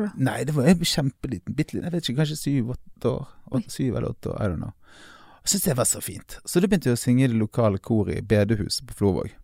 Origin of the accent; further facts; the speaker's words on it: Bergen, Vestland, Norway; vi er fra Bergen